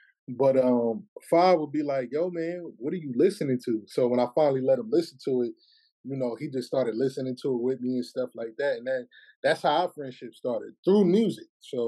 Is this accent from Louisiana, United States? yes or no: yes; Shreveport, Louisiana, United States; so my accent always was with me, like, even growing up in Shreveport, Louisiana.